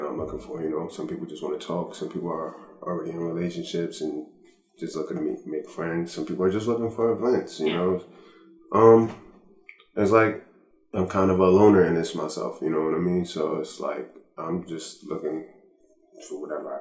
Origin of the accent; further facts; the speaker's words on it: United States; As an American